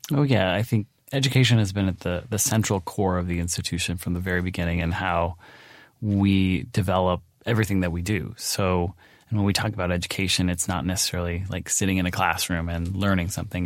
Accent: Pacific Northwest, United States; moved away; I grew up in the Pacific Northwest.

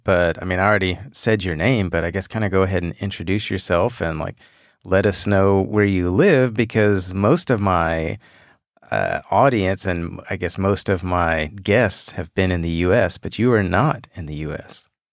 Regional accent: Houston, Texas, United States; I am from Houston, born and raised here

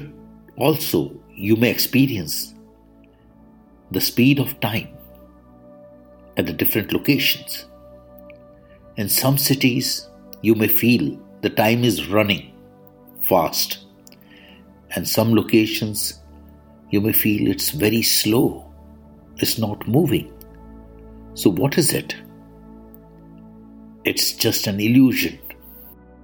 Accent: India; I am the Indian monk

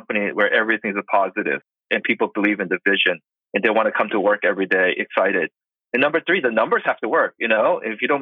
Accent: Boston, Massachusetts, United States; now in Los Angeles, United States; I currently live in Los Angeles, but I'm originally from Boston. So I'm an East Coast guy

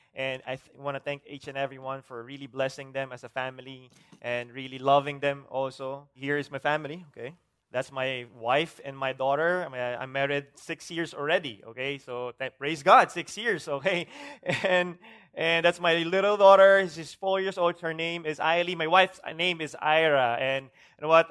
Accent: Bacolod, Negros Island Region, Philippines; I'm from Bacolod

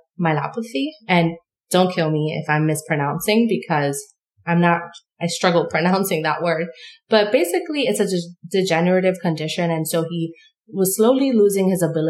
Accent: New York City, New York, United States; now in upstate New York, United States; I'm born and raised in New York City.

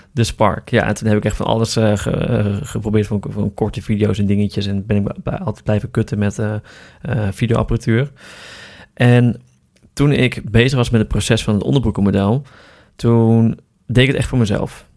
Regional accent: Appingedam, Groningen, Netherlands; moved away as an adult; now in Amsterdam, Netherlands; Ik kom uit Groningen oorspronkelijk. Uit een, uit een stadje slash dorpje. Appingedam.

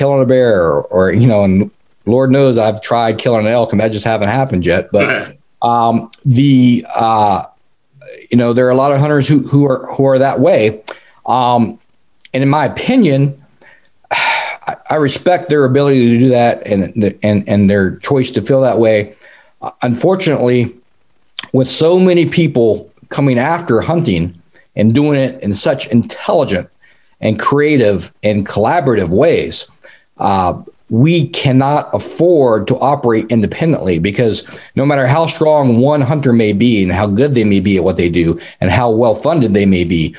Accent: North Carolina, United States; moved away; I grew up in North Carolina. I was the son of an Army Green Beret at Fort Bragg.

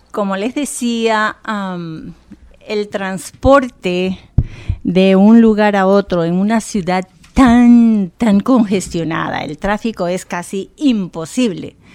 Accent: Bogotá, Colombia; moved away as an adult; also born or lived in Providence, Rhode Island; now in Rhode Island, United States; Nací en Bogotá, la capital, una ciudad muy bonita

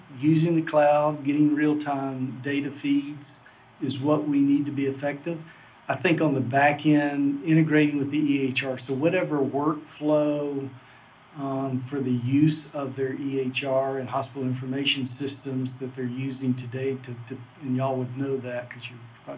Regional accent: the South, United States; I grew up in the South, as you can tell by my accent

